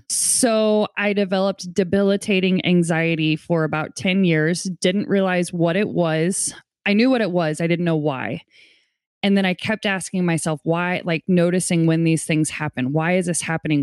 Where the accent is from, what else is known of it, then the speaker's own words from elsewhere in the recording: St. Louis, Missouri, United States; also born or lived in Portland, Oregon; I'm from Saint Louis, Missouri